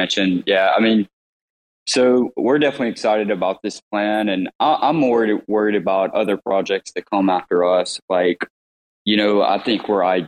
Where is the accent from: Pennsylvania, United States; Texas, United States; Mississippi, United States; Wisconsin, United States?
Mississippi, United States; I'm from Mississippi, no college degree